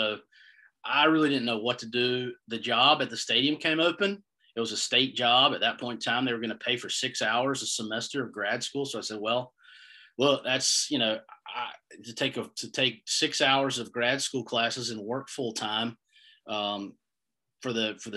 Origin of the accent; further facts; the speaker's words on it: Greenville, North Carolina, United States; I'm from Greenville, North Carolina.